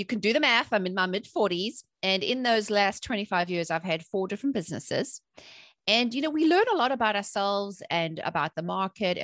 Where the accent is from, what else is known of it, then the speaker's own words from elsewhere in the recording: South Africa; I grew up in South Africa during apartheid, when there was a lot of political instability.